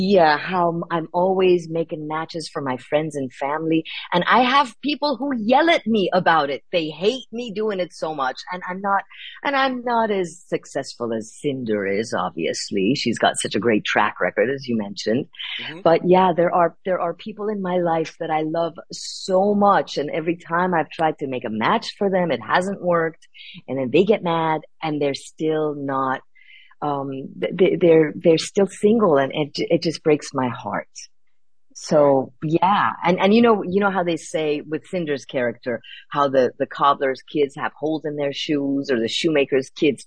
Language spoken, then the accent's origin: English; Iran; moved away; I'm an immigrant, right? I was born in Iran. We had to come here.